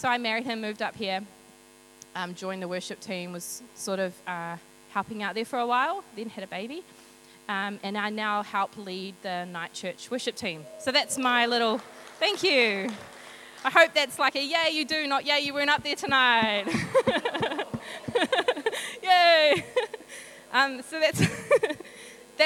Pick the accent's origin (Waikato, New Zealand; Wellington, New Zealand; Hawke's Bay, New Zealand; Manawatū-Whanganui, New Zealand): Hawke's Bay, New Zealand; Hastings; I grew up in Hawke's Bay in Flaxmere.